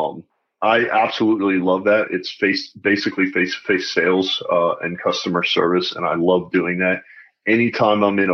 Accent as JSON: {"language": "English", "region": "North Carolina", "country": "United States", "tie": "born or raised there", "also_born_or_lived": "Pennsylvania / Germany", "moved": "as an adult", "said": "grew up in North Carolina, raised in a pretty typical family"}